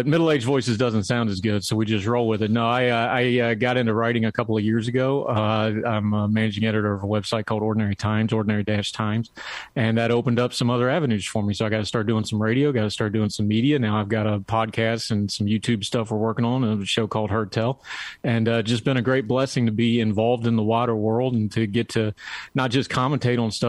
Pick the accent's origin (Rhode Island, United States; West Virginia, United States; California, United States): West Virginia, United States; also born or lived in Germany; I'm a hillbilly from West Virginia